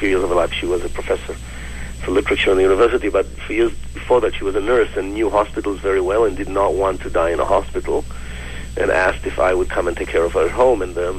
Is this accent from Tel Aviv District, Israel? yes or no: no; Jerusalem, Jerusalem District, Israel; now in Vancouver, Canada; So I immigrated to Canada from Jerusalem in 1999, and I went to film school here, to Vancouver Film School, for a year. And shortly after I finished film school, I got a phone call from Israel that my mother has terminal cancer.